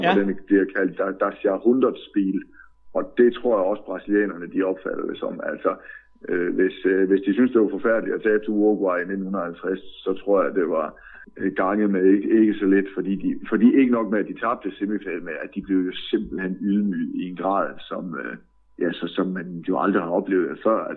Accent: Southern Jutland, Southern Denmark, Denmark; jeg har jeg vokset op i Sønderjylland, så jeg har altid set meget fodbold tysk tv

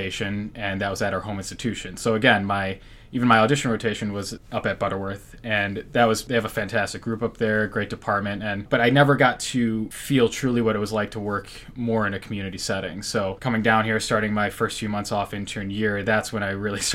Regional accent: Rochester, Michigan, United States; also born or lived in Grand Rapids, Michigan; born and raised in Michigan, grew up in Rochester, Michigan, just outside of Metro Detroit

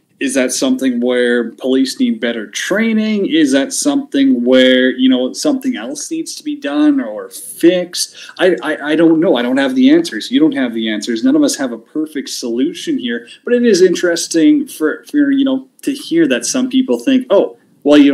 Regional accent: Canada; being a Canadian, we've got our own issues up here

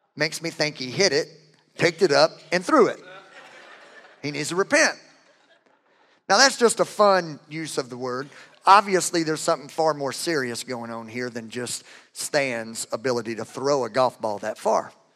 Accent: Louisiana, United States; I'm from Louisiana. We have our own language.

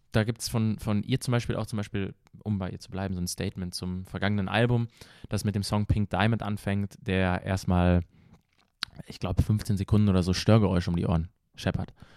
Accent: Paderborn, North Rhine-Westphalia, Germany; bei uns in Paderborn, Deutschland angekommen

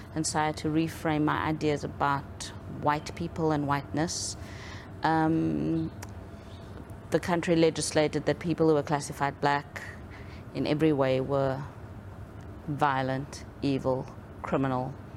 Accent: South Africa; growing up in South Africa, um, I was born into an apartheid South Africa

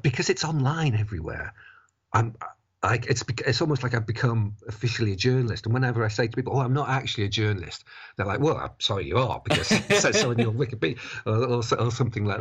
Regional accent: Buckley, Wales, United Kingdom; I grew up in North Wales. I went to a comprehensive school called Elvid High School in Buckley

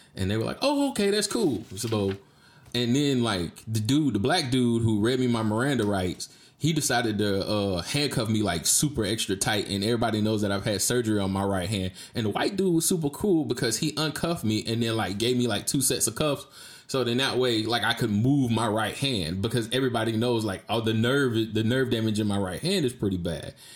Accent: Jacksonville, Florida, United States; moved away as an adult; also born or lived in Georgia; now in Texas, United States; I'm from Duval County

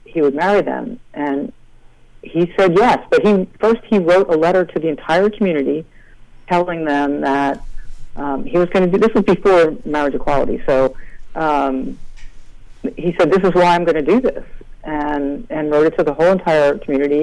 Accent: New Castle, Delaware, United States; also born or lived in Philadelphia; I say I'm from Philadelphia, but I grew up in Newcastle, Delaware, which is a tiny, tiny little colonial town on the Delaware River

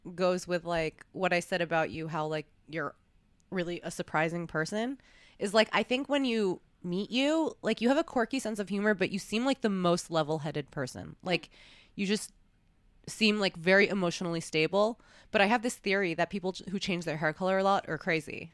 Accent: New York, United States; moved away; also born or lived in Los Angeles; I grew up in New York

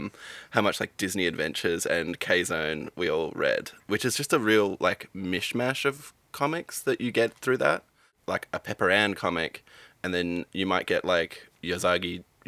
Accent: Albany, Western Australia, Australia; I'm from Albany in West Australia, so on the very, like, bottom south tip. So very isolated but beautiful part of the world.

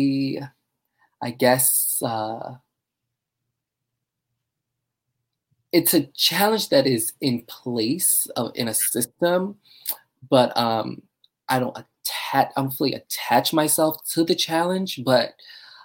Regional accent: Baltimore, Maryland, United States; now in New York, United States; I'm originally from Baltimore, Maryland, and I love Baltimore

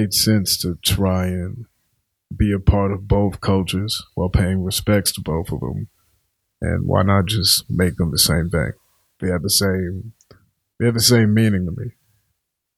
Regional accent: Richmond, Virginia, United States; now in Boston, United States; I'm from Richmond, Virginia.

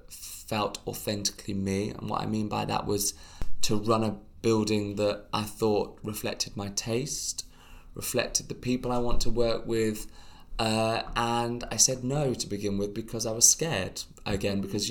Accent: United Kingdom; we are British

